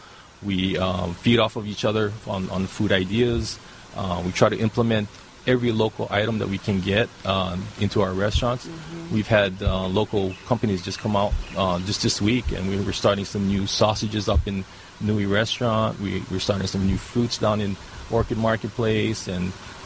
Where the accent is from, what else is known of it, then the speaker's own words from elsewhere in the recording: Holualoa, Hawaii, United States; I grew up on the Holualoa, and grew up picking macadamia nuts and picking coffee